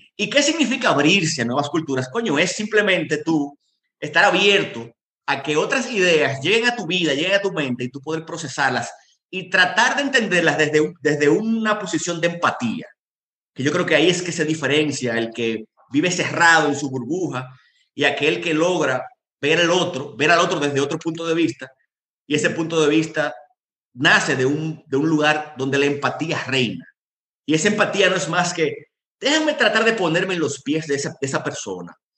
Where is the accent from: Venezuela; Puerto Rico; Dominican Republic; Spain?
Dominican Republic; moved away as an adult; also born or lived in Yemen; yo llegué solo, un dominicano